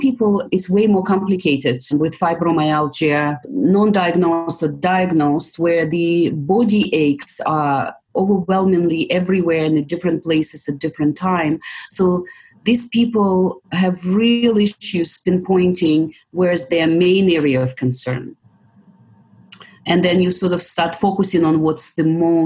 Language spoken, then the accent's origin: English; Kyiv, Ukraine; moved away as an adult; also born or lived in England / Italy; now in British Columbia, Canada; I grew up in Ukraine, Kiev, and I went to Kiev National Medical University and graduated in 1990